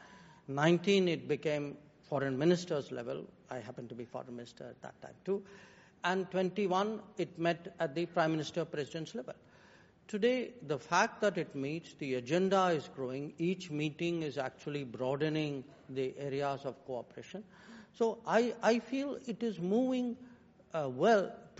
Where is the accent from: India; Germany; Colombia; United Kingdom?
India; I am today an Indian